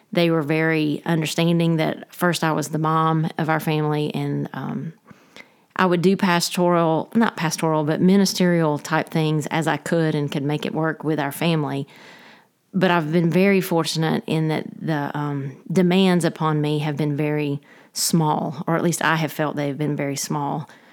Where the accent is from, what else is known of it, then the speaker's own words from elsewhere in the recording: Dalton, Georgia, United States; moved away as an adult; also born or lived in Rome, Georgia / Fort Worth, Texas / Waycross, Georgia; I am originally from Dalton, Georgia. I grew up there, um, until college